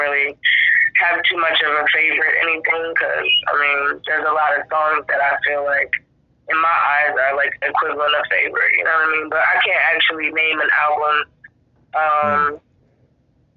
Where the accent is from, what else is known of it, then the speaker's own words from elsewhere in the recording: Delaware, United States; I'm born and raised in Delaware